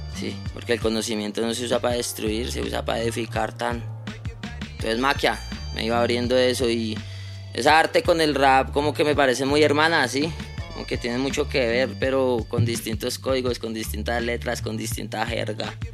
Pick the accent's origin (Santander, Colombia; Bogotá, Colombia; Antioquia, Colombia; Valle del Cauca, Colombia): Bogotá, Colombia; Nosotros nos crecimos ahí en Bosa